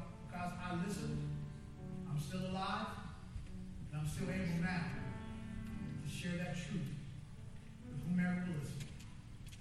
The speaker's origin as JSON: {"language": "English", "town": "Kansas City", "country": "United States", "tie": "born or raised there", "moved": "yes", "lives_now": "Houston, United States", "said": "I went back to my hometown, Kansas City"}